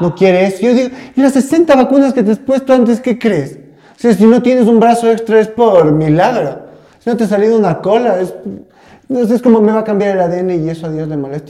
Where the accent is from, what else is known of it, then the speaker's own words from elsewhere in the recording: Ecuador; tenemos mucho como ecuatorianos